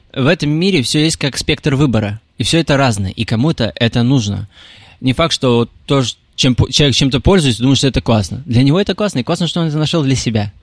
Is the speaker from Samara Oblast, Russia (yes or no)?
yes; Tolyatti, Samara Oblast, Russia; moved away as an adult; also born or lived in Ust-Ilimsk, Irkutsk Oblast, Russia; now in Moscow, Russia; Я родился в Усть-Илимске, в Сибири. Это... Там холодно. Э, далее, где-то в 5 лет мы переехали в город Тольятти